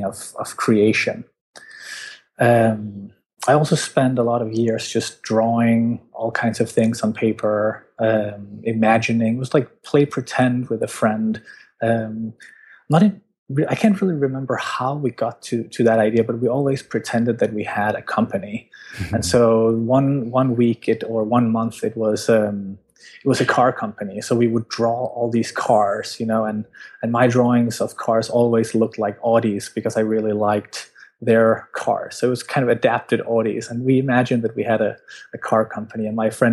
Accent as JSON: {"language": "English", "country": "Denmark", "said": "I'm from Denmark"}